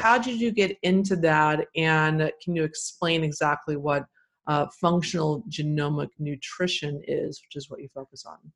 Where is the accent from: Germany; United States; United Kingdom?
United States; Texas; I grew up in Texas